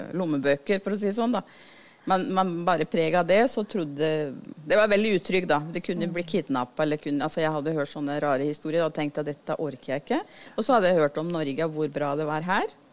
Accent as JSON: {"language": "Norwegian", "country": "Venezuela", "tie": "born or raised there", "second_language": "Norwegian", "moved": "as an adult", "lives_now": "Drammen, Norway", "said": "Født og oppvokst i Venezuela."}